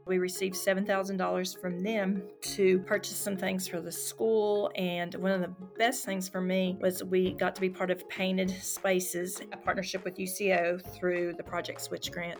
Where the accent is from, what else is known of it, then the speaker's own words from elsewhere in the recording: Tonkawa, Oklahoma, United States; Then I moved to Tonkawa, which is my hometown